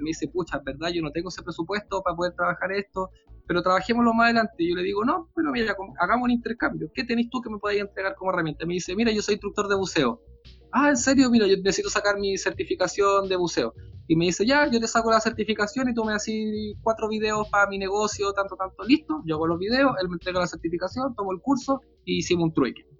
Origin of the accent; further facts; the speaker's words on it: Santiago, Santiago Metropolitan Region, Chile; vivir en una ciudad grande como Santiago